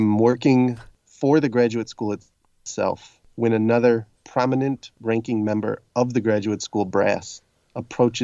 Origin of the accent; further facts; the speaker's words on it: Harvey, Illinois, United States; also born or lived in New York City / Durham, North Carolina; I grew up here